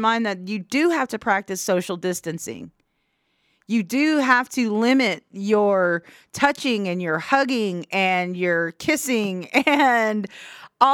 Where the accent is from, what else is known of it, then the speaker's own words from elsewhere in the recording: Oklahoma, United States; being an Oklahoman